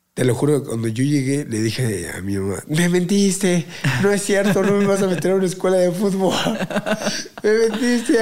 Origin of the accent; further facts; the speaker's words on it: Mexico City, Mexico; eres chilango, ¿verdad? Le digo, Simón